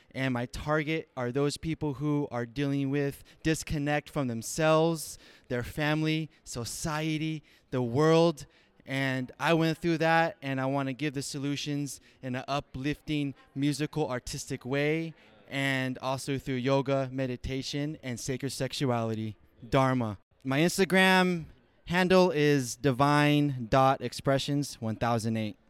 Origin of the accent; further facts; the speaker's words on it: Silicon Valley, California, United States; also born or lived in India; I'm from the Silicon Valley